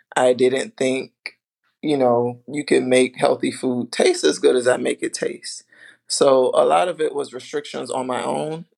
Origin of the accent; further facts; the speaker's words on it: U.S. Virgin Islands; moved away; I'm from the islands, I'm from St. Thomas.